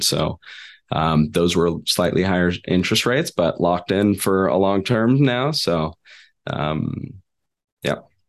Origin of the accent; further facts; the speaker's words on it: Sacramento, California, United States; I'm from, uh, California originally. That's where I grew up in Sacramento.